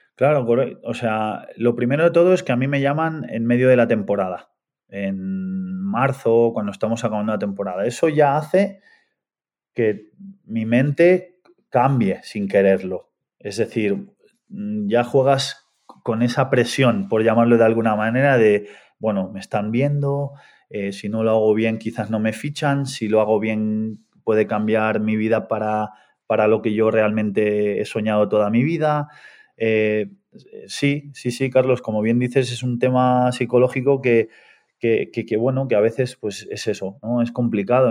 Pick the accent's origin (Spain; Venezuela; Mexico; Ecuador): Spain; Artesa de Segre, Catalonia; moved away as an adult; also born or lived in Argentina / Barcelona / England; yo soy argentino, Llegué a España con ocho años, me fui a vivir a un pueblo muy pequeñito al lado de Lérida, en Artesa de Segre